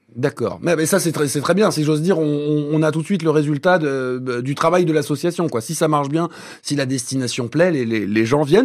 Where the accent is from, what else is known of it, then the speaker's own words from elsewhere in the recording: Limousin, Nouvelle-Aquitaine, France; chez nous en Limousin